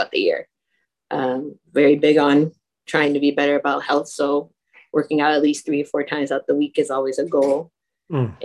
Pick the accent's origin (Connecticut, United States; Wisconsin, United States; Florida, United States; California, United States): Connecticut, United States; Waterbury; I was born and raised in Waterbury, Connecticut